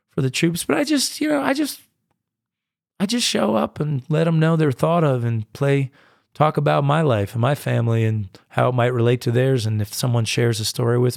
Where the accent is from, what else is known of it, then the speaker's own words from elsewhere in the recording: United States; I'm a distinctly American artist. I mean, I go and I play in Europe, but it's, it's I really come across as American in so many ways and in so much of my music.